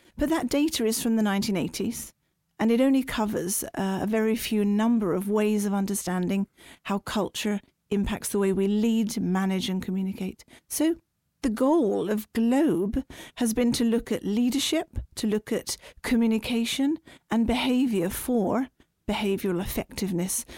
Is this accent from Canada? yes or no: no; United Kingdom; now in Norway; as a British person